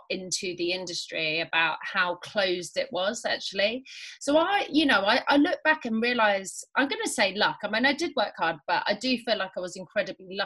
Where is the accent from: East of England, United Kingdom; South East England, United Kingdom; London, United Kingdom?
London, United Kingdom; accent: Londoner; also born or lived in Nottingham; I was born in Nottingham, where I lived till I was about nine. And then I moved to North London, where I spent probably the more formative years. I sound more like a Londoner than I do a Midlander